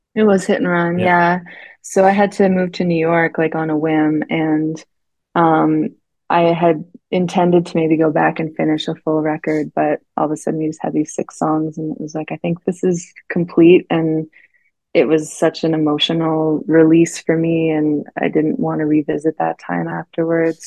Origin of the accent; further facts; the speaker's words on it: Canada; also born or lived in Vancouver; I grew up in the mountains, so I was outside most of the time